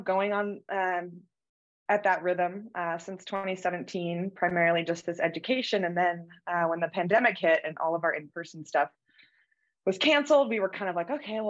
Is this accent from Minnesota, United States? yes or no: no; Utah, United States; I grew up here in Utah.